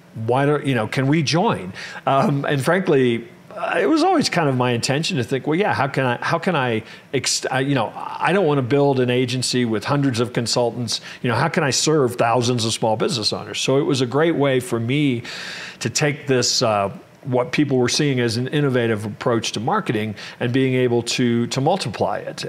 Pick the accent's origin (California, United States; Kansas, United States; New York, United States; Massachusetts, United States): Kansas, United States; Kansas City; I actually grew up in in Kansas